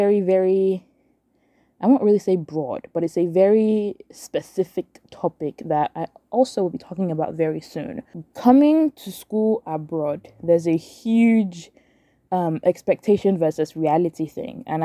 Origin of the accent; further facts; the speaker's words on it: Nigeria; moved away; Growing up in Nigeria